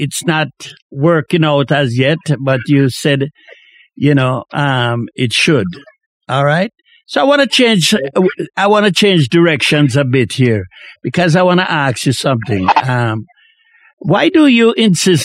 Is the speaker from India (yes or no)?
no; Jamaica; as a young man growing up in Jamaica